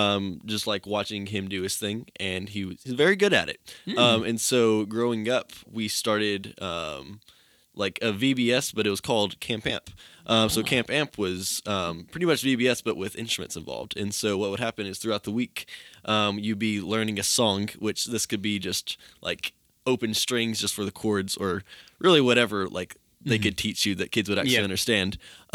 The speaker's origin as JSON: {"language": "English", "town": "Johnson City", "region": "Tennessee", "country": "United States", "moved": "yes", "said": "I'm from Johnson City, Tennessee, the big city itself."}